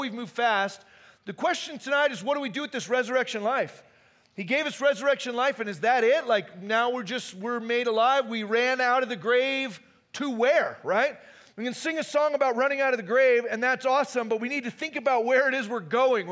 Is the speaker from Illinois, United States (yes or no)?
no; Phoenix, Arizona, United States; moved away; also born or lived in Hume Lake, California; I grew up in Phoenix